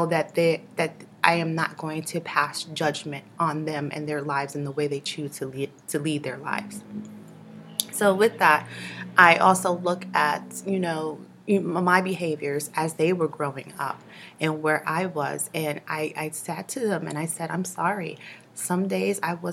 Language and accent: English; New York City, New York, United States; growing up in Brooklyn.